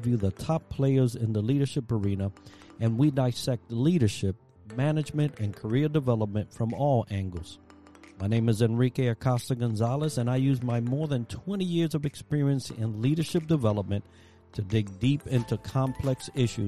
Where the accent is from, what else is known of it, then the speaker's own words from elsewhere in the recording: New York City, New York, United States; also born or lived in Puerto Rico; I was raised in the Bronx, New York